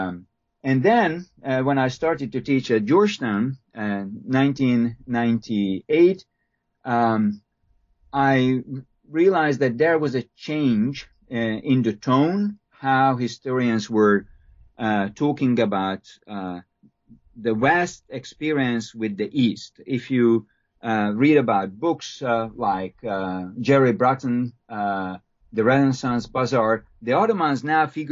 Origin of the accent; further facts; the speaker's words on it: Hungary; moved away as an adult; now in United States; Now, I'm a Hungarian. I was born and raised in Hungary.